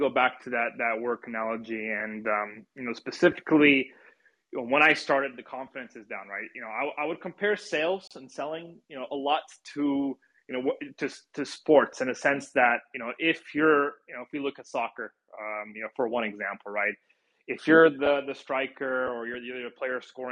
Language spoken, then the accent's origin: English; United States; as an American